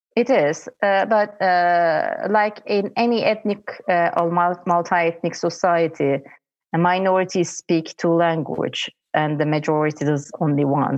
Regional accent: Istanbul, Turkey; I'm from Istanbul

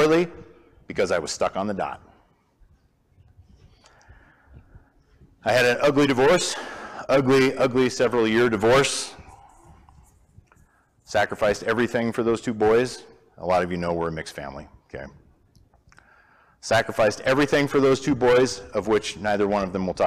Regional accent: Montana, United States; also born or lived in Moscow, Idaho; we're from Montana, a lot of you guys know that, spent 35 plus years myself in Montana

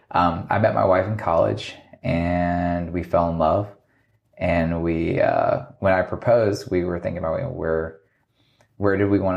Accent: Virginia, United States; also born or lived in Alaska, United States; I grew up in {S1} Virginia. Uh, my dad was military when I was younger, so I was I was born in Alaska which is like my crazy fact.

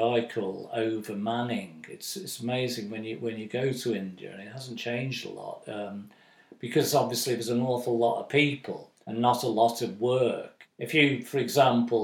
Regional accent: United Kingdom; being British

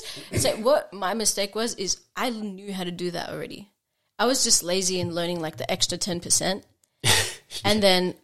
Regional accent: Australia; I'm Australian, but I'm from an immigrant family.

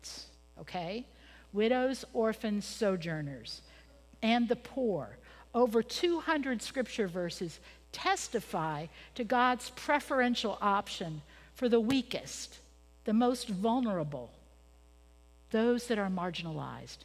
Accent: Pennsylvania, United States; moved away as an adult; I was born in Pennsylvania

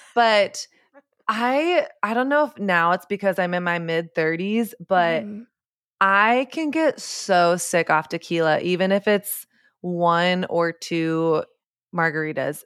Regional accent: Coppell, Texas, United States; my hometown, Coppell, Texas

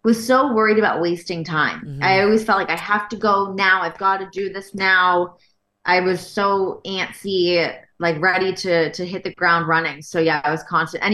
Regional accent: Canada; moved away as an adult; also born or lived in Toronto / Los Angeles; as a Canadian.

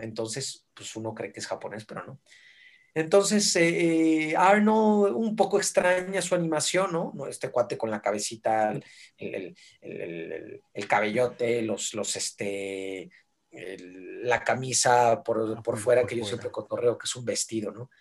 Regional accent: Mexico; hablas como mexicano

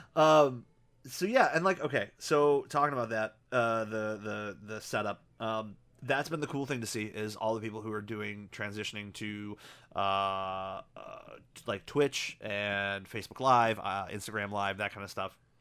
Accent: United States; us being American

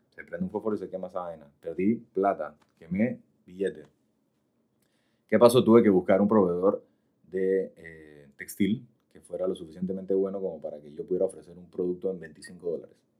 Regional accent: Panama; panameño, 100%.

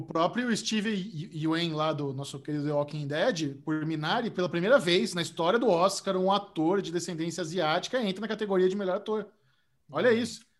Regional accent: Brazil; eu, sou do Brasil

